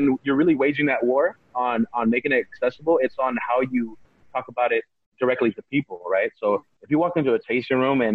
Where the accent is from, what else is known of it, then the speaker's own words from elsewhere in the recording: California, United States; I'm an American citizen. I was born here, and I have I was raised on American pop culture